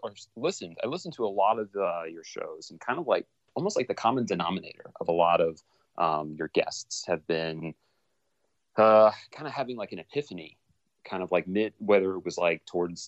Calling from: Los Angeles, California, United States; also born or lived in North Carolina; I am calling you from Los Angeles, California.

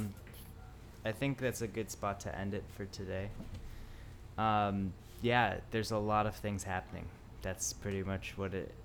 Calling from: Tokyo, Japan; I'm calling from Tokyo.

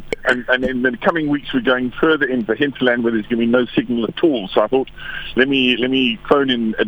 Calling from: Nelson Mandela Bay, Eastern Cape, South Africa; I'm phoning you from the Sundays River in Kanega, in Nelson Mandela Bay.

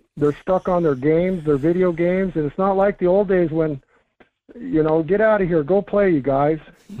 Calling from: Fairbanks, Alaska, United States; This is … calling from Fairbanks

